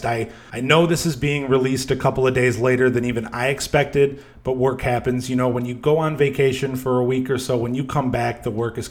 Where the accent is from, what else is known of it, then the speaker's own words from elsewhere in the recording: outside of Chicago, Illinois, United States; moved away; my hometown outside of Chicago, Illinois